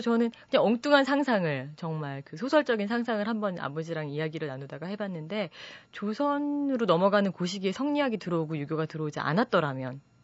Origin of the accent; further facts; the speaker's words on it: South Korea; 제가 한국 사람이기 때문에